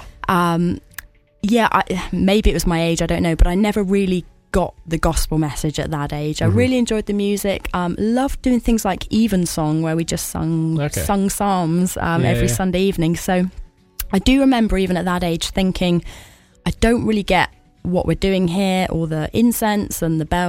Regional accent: Cornwall, South West England, United Kingdom; I grew up in Cornwall

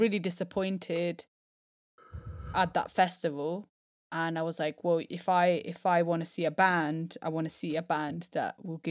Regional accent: Italy; I think I grew up in Italy. They are really amazingly regarded.

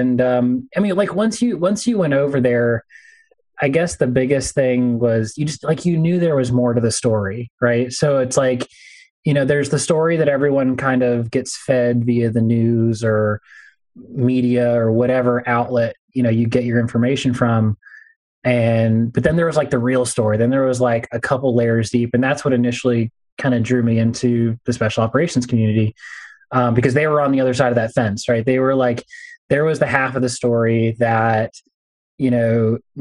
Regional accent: California, United States; Growing up in California

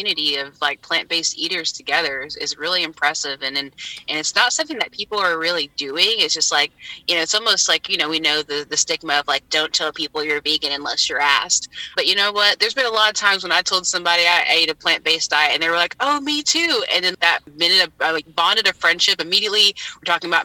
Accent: Deep South, United States; moved away; growing up in the Deep South

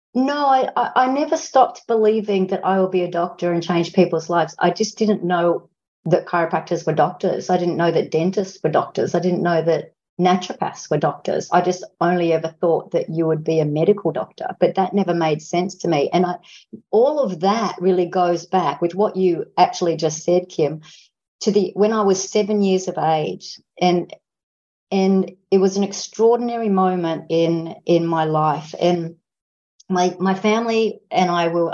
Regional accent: Australia; because I'm an Australian

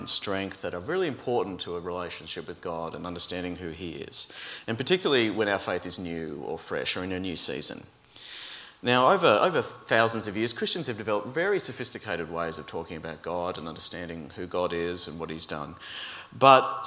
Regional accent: Brisbane, Queensland, Australia; moved away as an adult; now in Melbourne, Australia; growing up in Brisbane

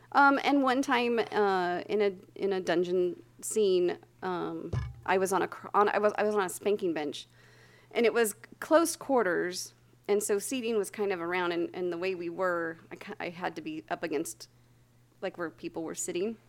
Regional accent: Santa Barbara, California, United States; I grew up in Santa Barbara

